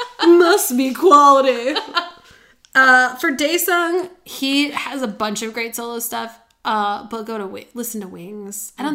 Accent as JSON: {"language": "English", "region": "Midwest", "country": "United States", "said": "I was from the Midwest. I grew up in a family that was like, let's do the cheapest one."}